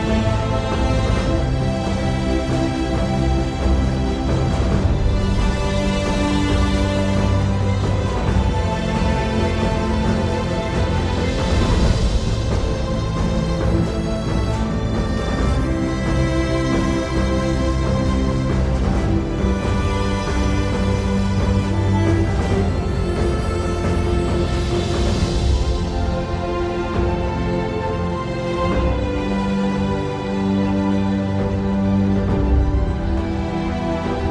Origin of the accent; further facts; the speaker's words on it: Colorado, United States; I am from Colorado